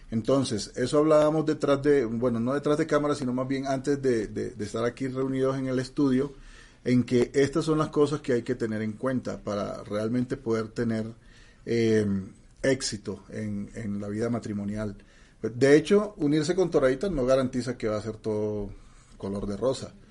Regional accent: Mexico; Bueno, ya saben que yo soy mexicano y, hay muchas canciones de esas.

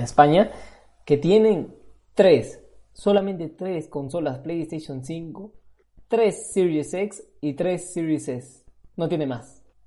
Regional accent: Peru; now in Spain; Yo sigo siendo peruano de, de pura sangre

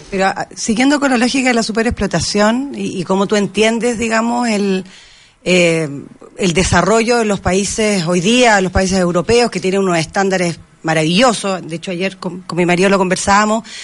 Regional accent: Chile

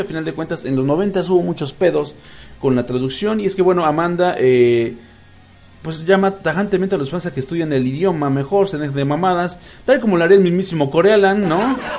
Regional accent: Mexico; soy un pinche mexicano bien ridículo

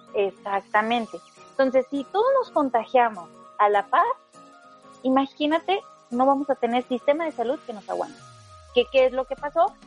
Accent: Mexico; lo digo eh, como mexicana

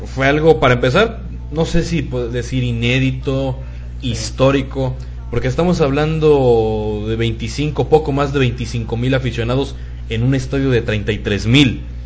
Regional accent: Mexico; somos los mexicanos

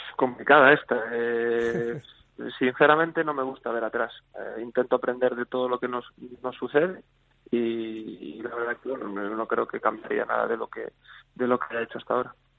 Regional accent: Vigo, Galicia, Spain; me crié aquí, siempre pues desde pequeñito iba al campo

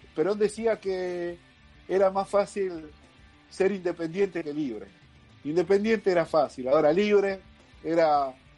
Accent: Guaymallén, Mendoza, Argentina; yo soy de Guaymallén. En mi departamento

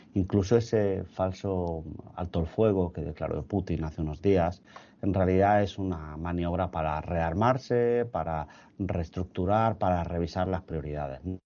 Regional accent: Spain; como europeos, como españoles

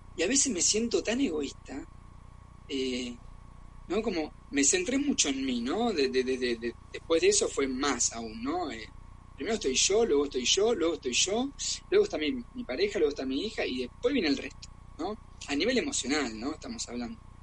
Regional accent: Argentina; also born or lived in Germany; now in Barcelona, Spain; soy argentino

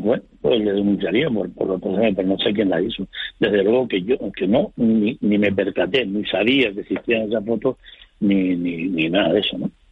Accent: Fuerteventura, Canary Islands, Spain; Yo soy majorero mm, de nacimiento, de pura cepa. Vivo en la isla de Puerto Ventura

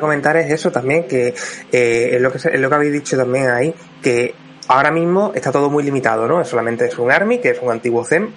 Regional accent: Spain; Como buen español y programador

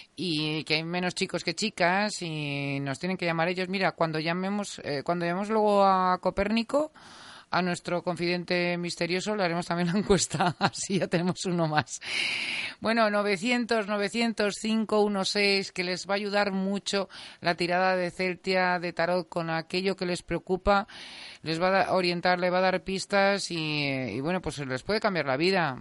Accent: Teruel, Aragon, Spain; moved away; also born or lived in Madrid; soy de Teruel

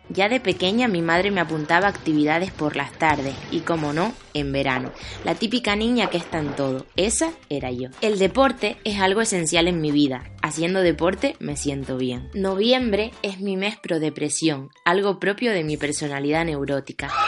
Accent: Tenerife, Canary Islands, Spain; moved away as an adult; now in Madrid, Spain; Vengo de Tenerife para estudiar periodismo y comunicación audiovisual en Madrid

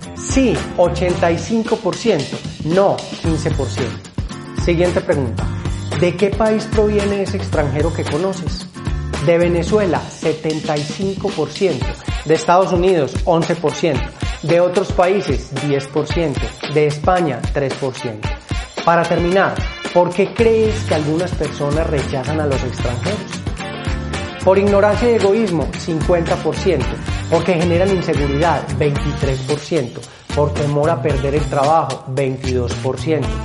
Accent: Paisa region, Colombia; los paisas que conocemos lo que es ser rechazados

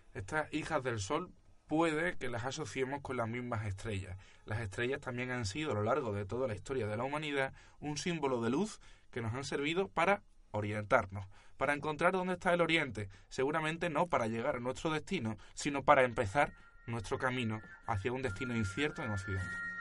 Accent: Cádiz, Andalusia, Spain; nosotros, los que os presentamos este proyecto de filosofía, somos gaditanos eh, en España

